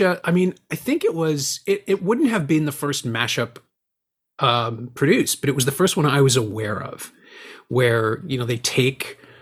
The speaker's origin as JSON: {"language": "English", "town": "Toronto", "region": "Ontario", "country": "Canada", "tie": "born or raised there", "said": "somebody who's born and raised in Toronto"}